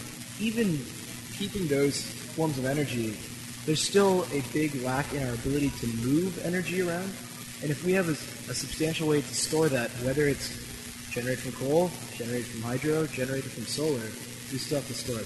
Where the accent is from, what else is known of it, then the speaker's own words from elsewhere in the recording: Silicon Valley, California, United States; I'm from Silicon Valley